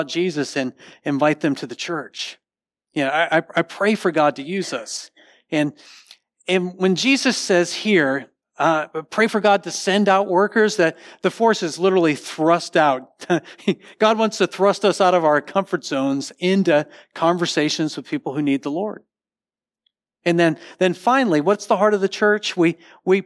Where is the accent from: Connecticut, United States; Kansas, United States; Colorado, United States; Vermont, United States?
Connecticut, United States; now in Texas, United States; I grew up in Connecticut, and we had dominoes up there